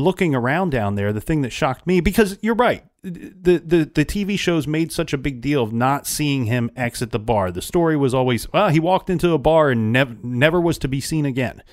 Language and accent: English; Ohio, United States; a girl my age in my home state